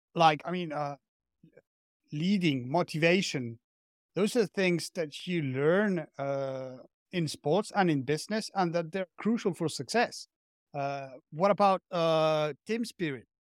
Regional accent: Argentina; moved away as an adult; now in France; I'm from Argentina, but I'm currently living in France.

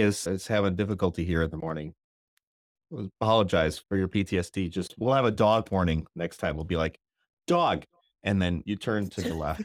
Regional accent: Northern Illinois, United States; I'm from Northern Illinois.

